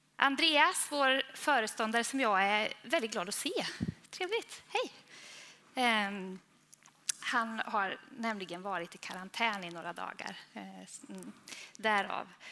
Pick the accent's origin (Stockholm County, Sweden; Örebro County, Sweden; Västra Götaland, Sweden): Västra Götaland, Sweden; Falköping; accent: Västgöta; vi är västgötar båda två. Eh, han är från Tidaholm och jag är från Falköping. Eh, och jag hoppas att det är så att det hörs mer på honom än på mig, men jag är rädd att det är ungefär lika.